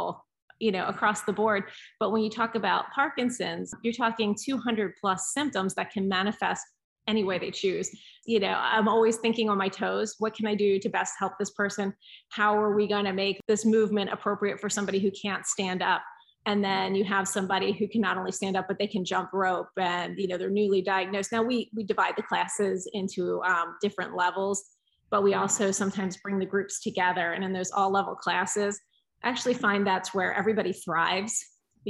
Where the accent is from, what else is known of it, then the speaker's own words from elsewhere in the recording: Pennsylvania, United States; also born or lived in Georgia; I was born in Pennsylvania and immediately moved to Georgia, like when I was a few days old, but then we moved back. So I spent most of my life in Pennsylvania